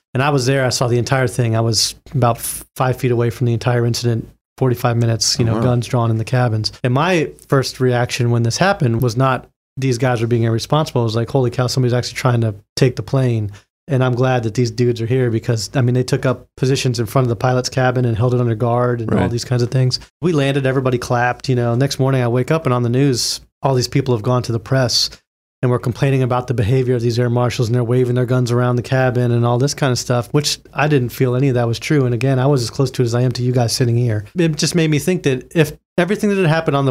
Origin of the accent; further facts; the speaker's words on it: Florida, United States; I'm from Florida